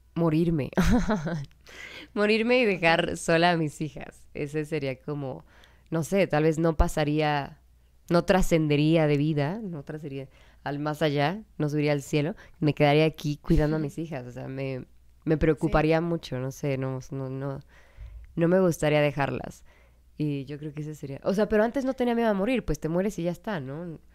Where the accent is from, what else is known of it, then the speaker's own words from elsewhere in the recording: Mexico; also born or lived in Canada / Brazil; soy de México